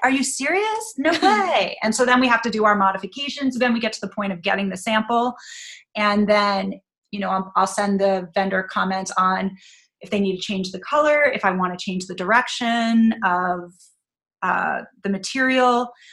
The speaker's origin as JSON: {"language": "English", "region": "New York", "country": "United States", "also_born_or_lived": "Chicago", "said": "I wanted to live in New York and I was from New York"}